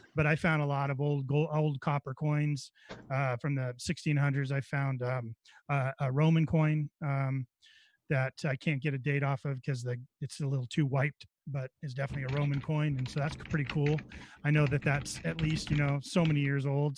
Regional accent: Northern California, United States; moved away; I was right in his area. That's right where I grew up

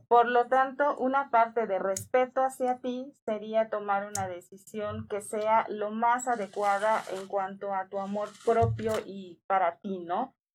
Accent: Yucatán, Mexico; moved away; en mi tierra, en Yucatán

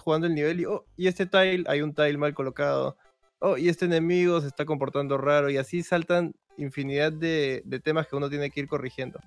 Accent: Peru; somos de Perú los dos

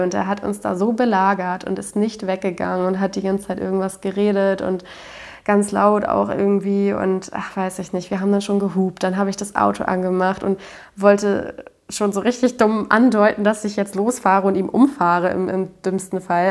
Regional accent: Germany; als ähm, Deutscher

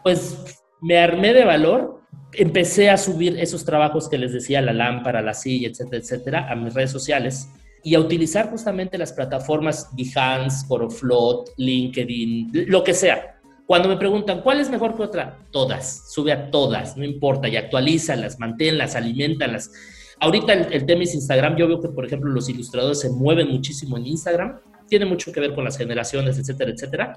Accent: Mérida, Yucatán, Mexico; soy de Mérida

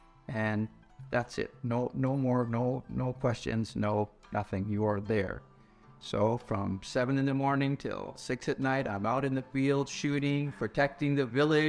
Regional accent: Vancouver, British Columbia, Canada; Well, I was born in Canada, spent most of my time in Vancouver.

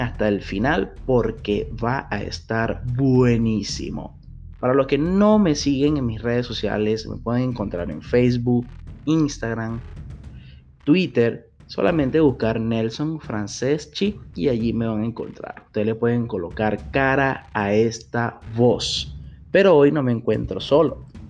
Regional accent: Venezuela; moved away as an adult; now in Brazil; soy un venezolano más viviendo en Brasil

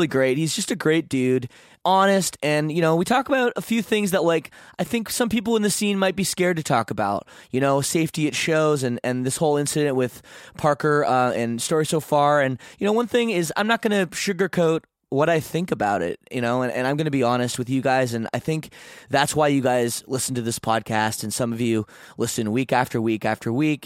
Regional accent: Canada; I'm Canadian

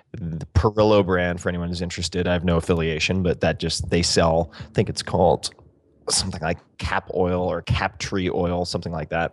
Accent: Eastern Long Island, New York, United States; I'm from Eastern Long Island

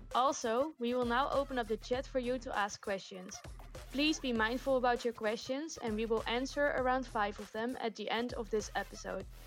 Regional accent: Netherlands; accent: Dutch; English is a second language; I'm from the Netherlands

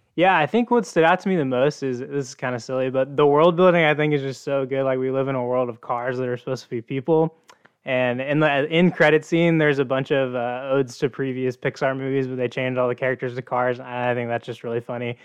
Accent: Oklahoma, United States; I grew up in Oklahoma, which is sort of the South Midwest

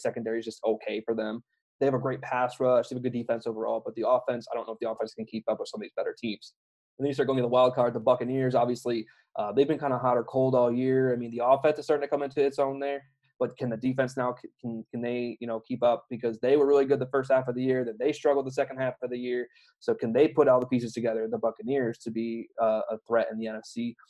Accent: Wisconsin, United States; moved away as an adult; I grew up in Wisconsin. I was born and raised there.

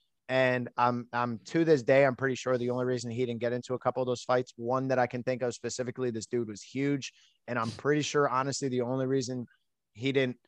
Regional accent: Allentown, Pennsylvania, United States; born there; Yeah, I was born in the Lehigh Valley, Pennsylvania, Allentown specifically.

